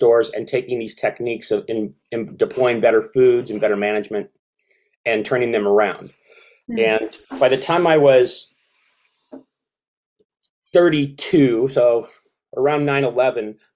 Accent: Seattle, Washington, United States; I grew up in Seattle, Washington.

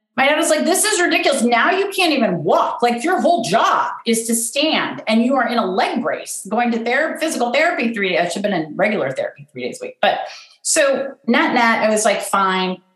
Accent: Pasadena, California, United States; also born or lived in Washington, District of Columbia, United States; I'm from Pasadena, California. I mean, I, I was born in DC

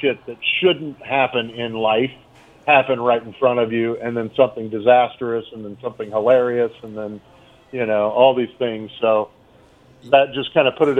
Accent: Missouri, United States; where I grew up in Missouri

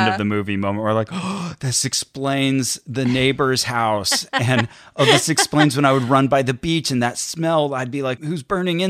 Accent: Santa Cruz, California, United States; So I was technically born in Southern California, but I was raised in Santa Cruz.

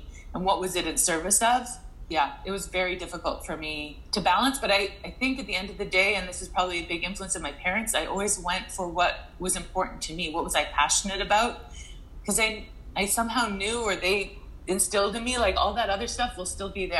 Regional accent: Fernie, British Columbia, Canada; and growing up in Fernie, and in my circumstance, just was not something that was realistic, I would say.

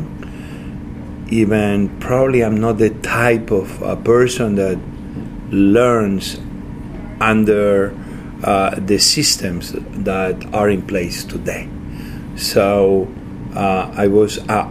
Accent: Santa Coloma de Cervelló, Catalonia, Spain; born or raised there; English is a second language; moved away; also born or lived in Asturias, Spain

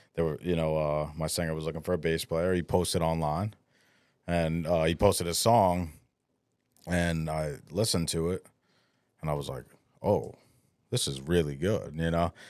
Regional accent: Poughkeepsie, New York, United States; growing up in the Hudson Valley, like, there used to be a really big, like, band scene

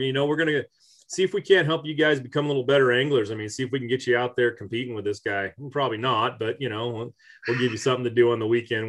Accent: California, United States; I'm from California. I'm out here in Northern California

